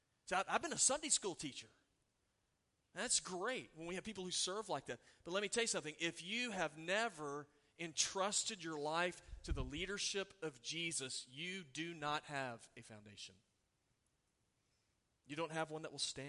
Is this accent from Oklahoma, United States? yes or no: yes; Oklahoma, United States; I grew up in Oklahoma.